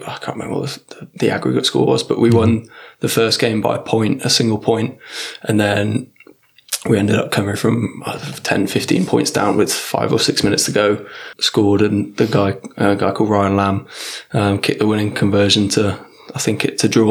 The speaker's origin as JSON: {"language": "English", "town": "Warwick", "region": "West Midlands", "country": "United Kingdom", "tie": "born or raised there", "moved": "yes", "said": "I'm from originally from Warwick in England."}